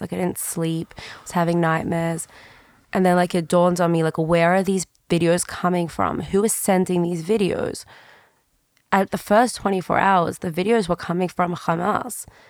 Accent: Sydney, New South Wales, Australia; moved away; I'm from Sydney

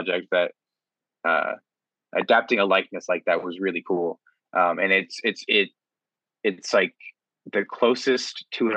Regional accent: Ohio, United States; I'm from Ohio

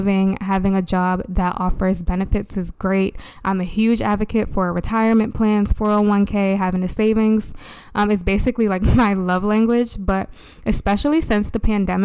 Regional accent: Baltimore, Maryland, United States; born or raised there

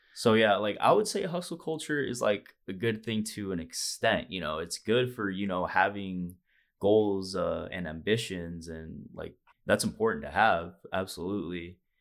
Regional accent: Fresno, California, United States; moved away; all the boys back home, you know, home, hometown, Fresno, California

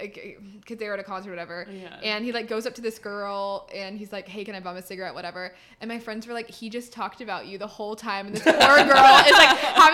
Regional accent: Austin, Texas, United States; also born or lived in Houston; we were living in Houston when we met, and then we moved to Austin, which is my hometown.

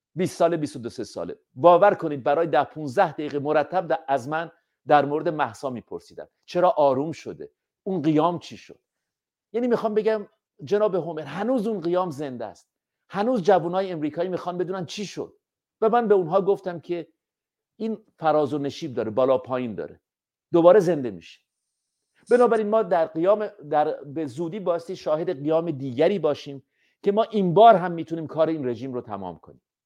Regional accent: Iran; ما ایرانی هستیم

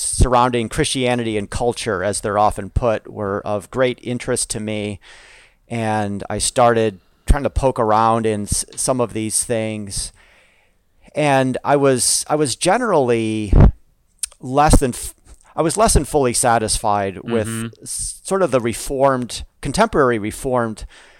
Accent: Chicago, Illinois, United States; now in California, United States; I grew up in the west suburbs of Chicago

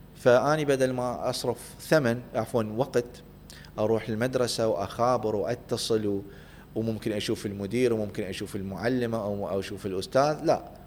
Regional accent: Baghdad, Baghdad Governorate, Iraq; moved away as an adult; also born or lived in Samarra, Iraq / Kurdistan Region, Iraq / United States; انا اصلا من مواليد بغداد وكنت عايش بسامره بالبدايه في صلاح الدين او محافظه تكريت يعني وبعدين بفتره من الفترات جينا

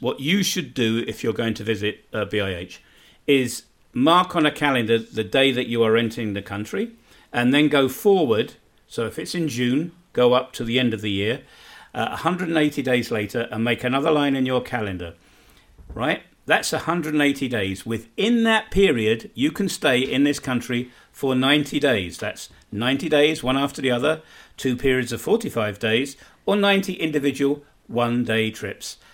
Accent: United Kingdom; moved away as an adult; now in Bosnia and Herzegovina; being a Brit

